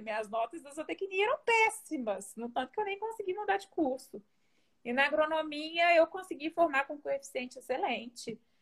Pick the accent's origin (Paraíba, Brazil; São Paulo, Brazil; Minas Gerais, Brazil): Minas Gerais, Brazil; Belo Horizonte; also born or lived in Diamantina / Lavras; Eu sou de Belo Horizonte, nasci em Belo Horizonte, cresci em Belo Horizonte e saí de lá para estudar.